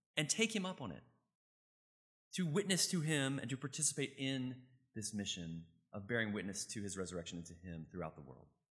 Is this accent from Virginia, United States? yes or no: yes; Richmond, Virginia, United States; I grew up in Richmond, Virginia